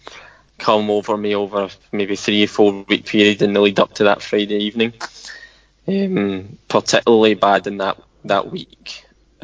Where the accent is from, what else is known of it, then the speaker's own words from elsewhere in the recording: Scotland, United Kingdom; we're Scottish